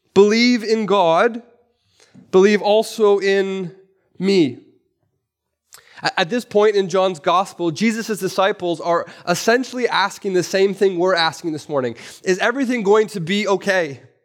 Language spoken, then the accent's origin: English; Vancouver, British Columbia, Canada; I'm from East Vancouver